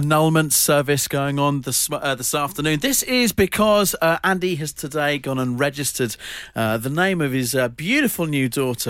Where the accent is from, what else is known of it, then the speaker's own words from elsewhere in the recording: South Africa; and I'm not even German. Wow. I'm South African.